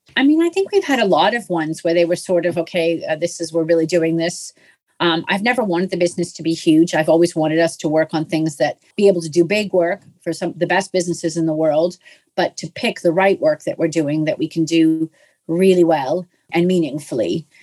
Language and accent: English; Canada; I'm Canadian